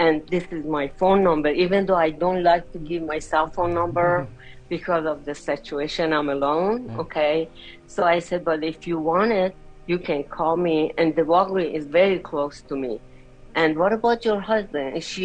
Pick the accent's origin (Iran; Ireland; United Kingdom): Iran; moved away; I'm from Iran